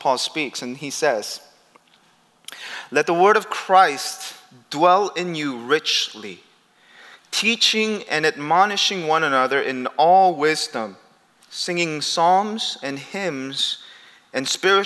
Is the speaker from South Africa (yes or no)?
no; Peru; moved away; I grew up in Peru.